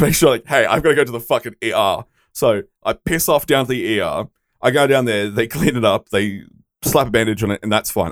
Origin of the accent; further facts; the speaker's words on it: Australia; being an Australian